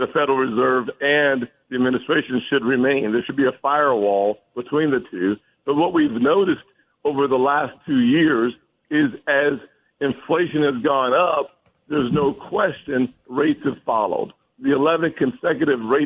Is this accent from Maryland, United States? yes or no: no; Charleston, South Carolina, United States; Charleston, South Carolina, my hometown